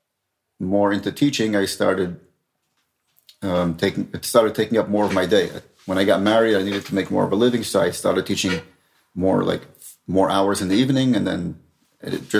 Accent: New York City, New York, United States; now in Israel; I grew up in Brooklyn, actually in Borough Park.

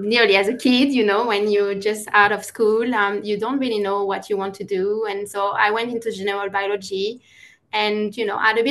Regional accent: France; now in Australia; I'm originally from France, and when I live in France, is nothing close to the ocean.

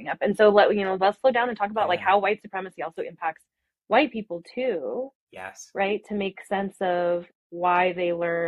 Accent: Arvada, Colorado, United States; I grew up in Arvada and, you know, in Colorado

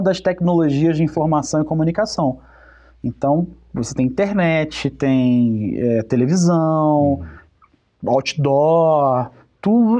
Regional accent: Rio de Janeiro, Brazil; Eu sou carioca

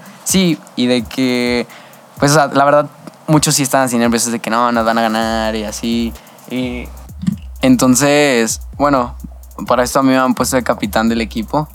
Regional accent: Torreón, Coahuila, Mexico; also born or lived in El Paso, Texas; desde entonces estoy viviendo aquí en Torreón, o sea, literalmente nomás estuve muy poquito allá en El Paso

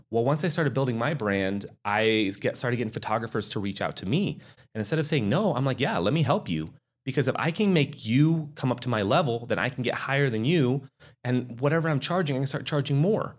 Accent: Reno, Nevada, United States; I'm born and raised in Reno, Sparks, Nevada.

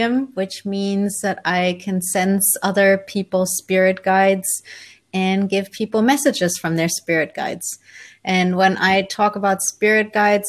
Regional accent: Germany; also born or lived in Colombia; So I was born in Colombia in South America, but was adopted as a baby by my parents who are from Holland. So I'm Dutch on my passport, but I grew up in Germany.

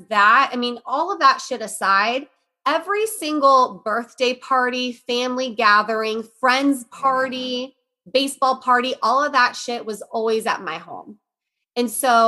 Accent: Johnstown, Ohio, United States; my hometown, Johnstown

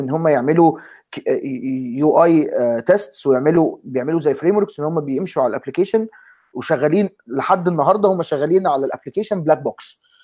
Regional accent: Egypt; moved away; احنا اثنين مصريين ثلاثه مصريين آه، آه، دلوقتي ثلاثه مصريين

